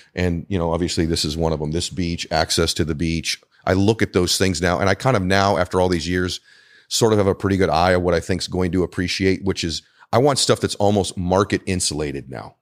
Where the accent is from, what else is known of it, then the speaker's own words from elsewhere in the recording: Weymouth, Massachusetts, United States; moved away; I'm also from New England originally. So I was born in Weymouth, Massachusetts.